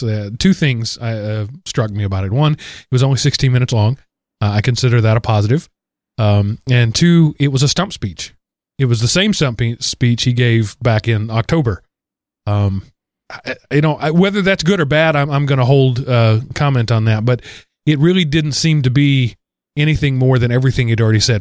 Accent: Denton, Texas area, United States; You're, you're right down in my hometown there, uh, area, Denton, Texas. I was a, a little farther south of you

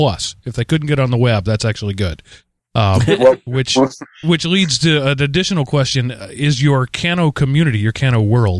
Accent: United States; I'm an American, Alex.

